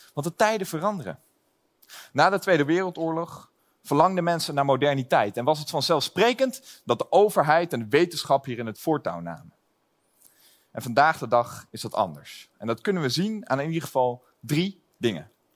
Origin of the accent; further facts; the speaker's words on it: Lelystad, Flevoland, Netherlands; Ik kom zelf uit Lelystad